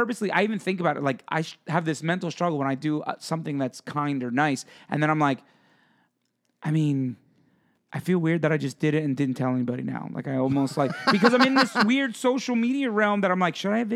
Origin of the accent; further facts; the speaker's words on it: Pennsylvania, United States; I grew up in Pennsylvania where it's cold and it snows and it's not cold all the time, but it gets cold.